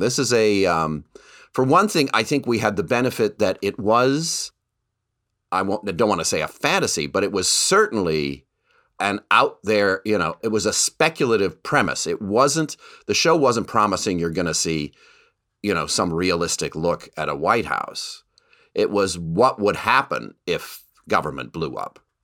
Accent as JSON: {"language": "English", "country": "Canada", "tie": "born or raised there", "moved": "yes", "said": "I grew up in Canada"}